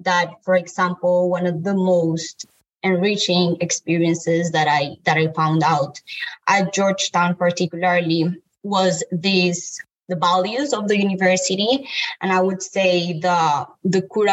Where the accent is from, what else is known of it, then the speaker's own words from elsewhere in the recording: Colombia; moved away as an adult; now in United States; I am from Colombia. I'm a female. I'm a Latina.